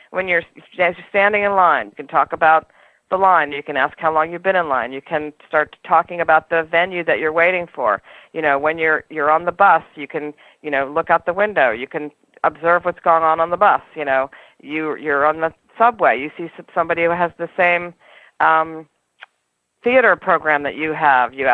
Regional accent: New York City, New York, United States; I'm a New Yorker, and this is one of the things that we I think that is wonderful about being in New York

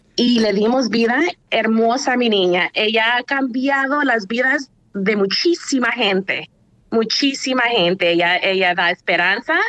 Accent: Usulután, El Salvador; now in Santa Ana, United States; Vivo en Santana, pero nací en, en, en Usulután, sí, pero vivo en Santana

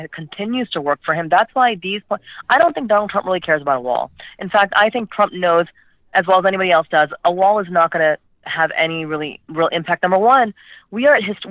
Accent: United States; I'm an American Muslim.

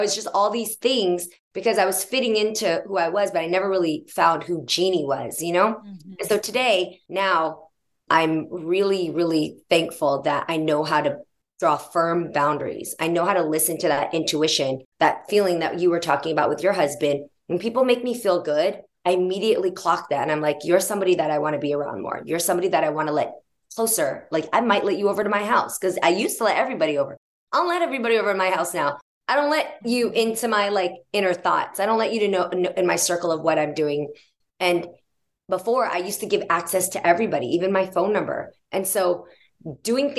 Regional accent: San Jose, California, United States; moved away as an adult; also born or lived in San Francisco; now in Los Angeles, United States; I'm from the Bay Area. So I moved from San Jose. Then I moved to San Francisco when I was 16, started my career there, and then moved to LA. The Bay Area is where I call home

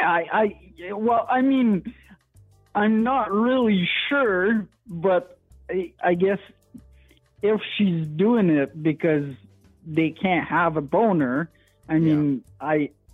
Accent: French part of Canada, Quebec, Canada; accent: French Canadian; first language French; English is a second language; also born or lived in Alberta; I'm uh, from the the uh, only uh, French part of Canada

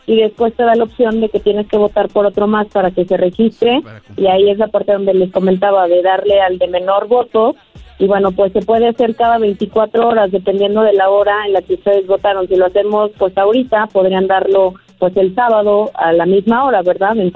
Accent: Mexico; Soy la única mexicana, eh, mi deporte está ahí

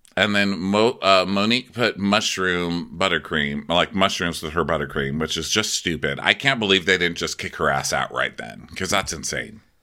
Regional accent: El Paso, Texas, United States; Welcome to my hometown

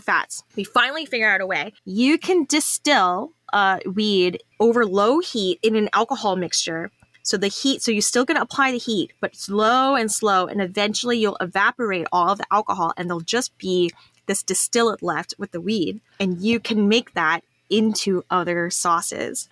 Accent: Texas, United States; I'm a Texan

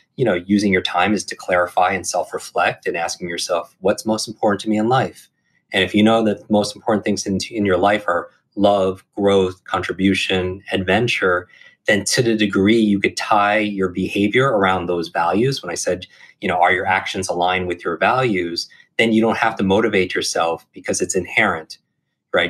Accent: Northeast, United States; I grew up in the Northeast

